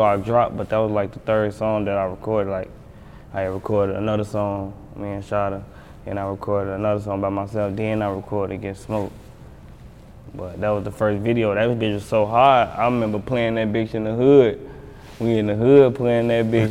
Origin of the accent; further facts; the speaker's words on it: Chicago, Illinois, United States; I'm from the South Side, from the Hunters